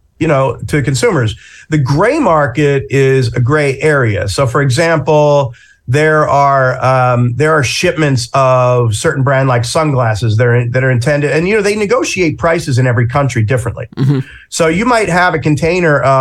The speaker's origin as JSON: {"language": "English", "region": "New Jersey", "country": "United States", "said": "I'm from Jersey"}